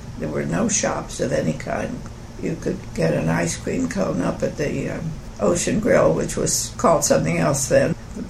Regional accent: Atlantic City, New Jersey, United States; moved away; also born or lived in Vero Beach, Florida; I was born in Atlantic City on the shore of New Jersey

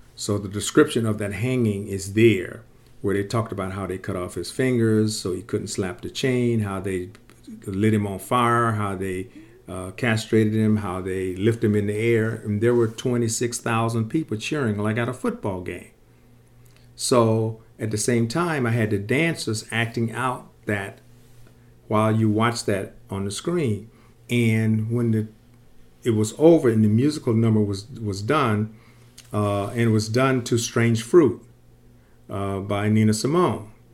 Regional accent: Sarasota, Florida, United States; I grew up in Sarasota, Florida

